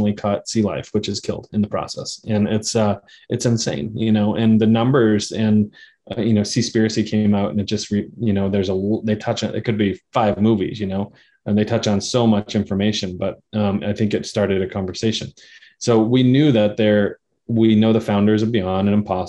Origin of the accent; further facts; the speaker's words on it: New England, United States; we grew up in New England. We saw, you know, seafood was very close to our diet growing up